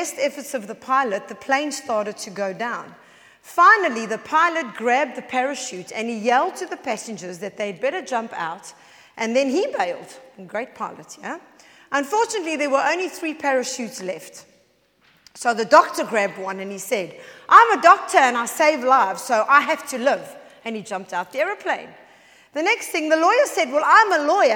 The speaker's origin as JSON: {"language": "English", "country": "South Africa", "accent": "South African", "moved": "as an adult", "lives_now": "United Kingdom", "said": "I am South African, as you can all hear"}